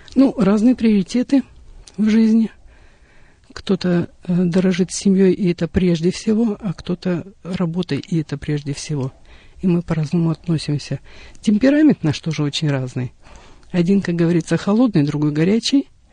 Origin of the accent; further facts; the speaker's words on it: southern Kazakhstan, Kazakhstan; moved away as an adult; also born or lived in Russian Far East; now in Russia; Я родилась э, в Южной Республике Казахстан, выросла на юге. А, в возрасте 18 лет уехала на Дальний Восток